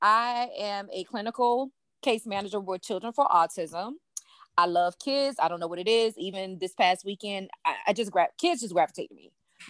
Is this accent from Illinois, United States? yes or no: no; Virginia, United States; now in Philadelphia, United States; I'm from Virginia. I am currently a resident of Philadelphia.